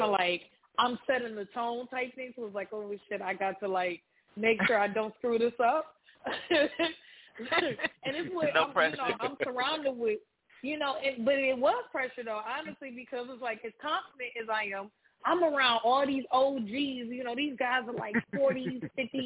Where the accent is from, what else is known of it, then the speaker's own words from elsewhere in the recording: Detroit, Michigan, United States; now in New Orleans, United States; I'm originally from Detroit